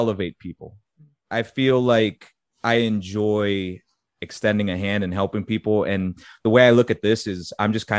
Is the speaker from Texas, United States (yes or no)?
no; Methuen, Massachusetts, United States; moved away as an adult; also born or lived in Florida; I was born in Methuen.